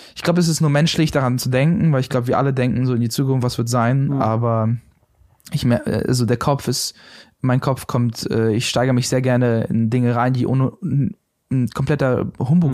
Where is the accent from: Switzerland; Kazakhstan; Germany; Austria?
Germany; Berlin; ich komme aus der Gegend, also ja. Reinickendorf.